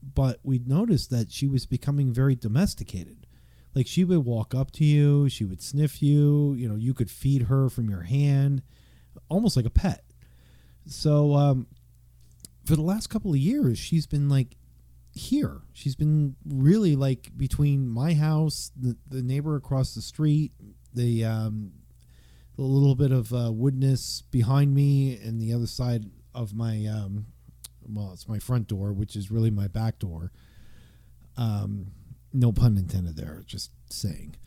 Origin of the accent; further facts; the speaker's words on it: East Coast, United States; I'm from the East Coast.